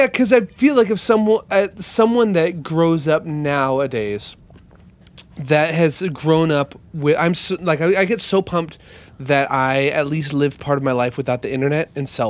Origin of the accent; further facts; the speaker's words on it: Lincoln, Nebraska, United States; where I grew up in Nebraska.